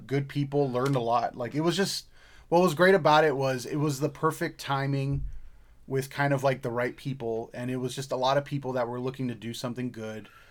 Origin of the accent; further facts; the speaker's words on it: Hawaii, United States; moved away; I'm not Samoan. I'm not Hawaiian. I grew up in Hawaii